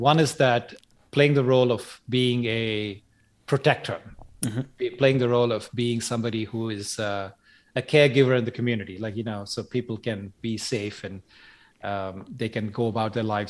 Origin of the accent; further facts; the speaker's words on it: Chennai, Tamil Nadu, India; born there; I was born in Madras, which is now called Chennai in South India.